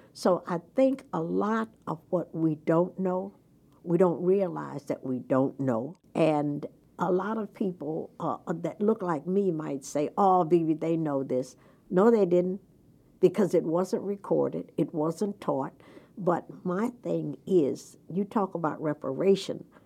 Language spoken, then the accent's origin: English; Jacksonville, Florida, United States; moved away as an adult; now in Delaware, United States; I grew up in Jacksonville, Florida